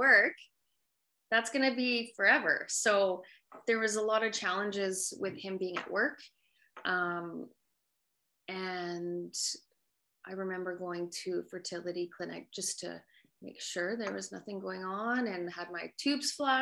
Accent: Calgary, Alberta, Canada; I grew up in Calgary, Alberta, Canada

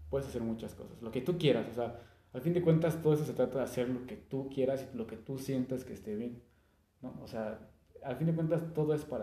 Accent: Mexico

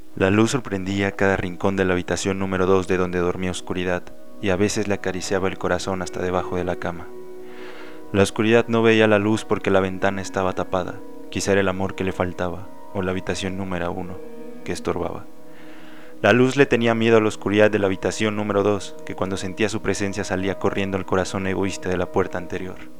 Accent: León, Guanajuato, Mexico; Soy leonés, guanajuatense. He vivido aquí toda mi vida

